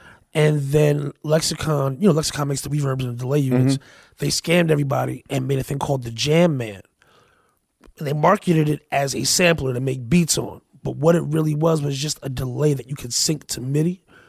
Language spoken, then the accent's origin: English; Paterson, New Jersey, United States; also born or lived in Hackensack; But I grew up in Patterson.